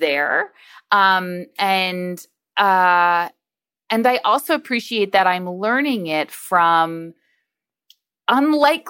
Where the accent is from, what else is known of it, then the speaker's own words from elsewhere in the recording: Long Island, New York, United States; I grew up on Long Island in a suburb of New York City